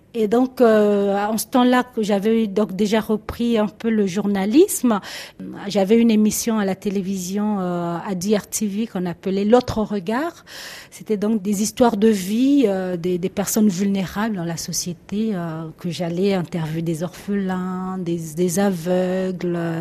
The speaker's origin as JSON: {"language": "French", "region": "Brazzaville", "country": "Republic of the Congo", "tie": "born or raised there", "also_born_or_lived": "Pointe-Noire", "moved": "as an adult", "lives_now": "France", "said": "j'ai grandi à Brazzaville, la capitale de la République du Congo"}